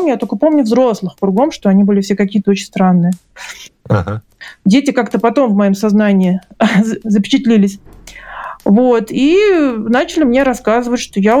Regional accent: Dushanbe, Tajikistan; born there; я родилась в Душамбе у бабушки, то есть для меня это была родина, для меня это было что-то такое связанное только с теплом и родным гнездом, да.

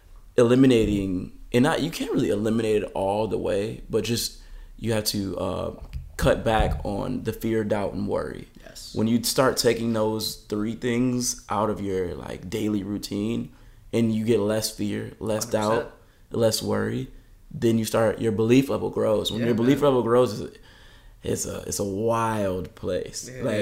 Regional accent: California, United States; now in Michigan, United States; But it's crazy because I came from Southern California and now all my neighbors are driving.

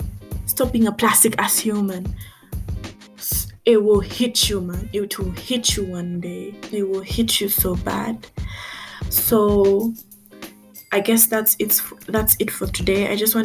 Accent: Tanzania; Because I grew up also in Tanzania. And in Tanzania, I was treated basically like an outcast because I couldn't speak Kiswahili. I was a foreigner.

